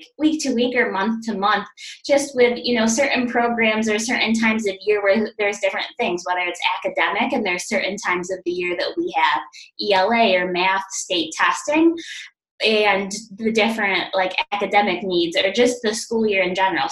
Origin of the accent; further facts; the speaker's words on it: New York, United States; I am originally from New York and doing school counseling in New York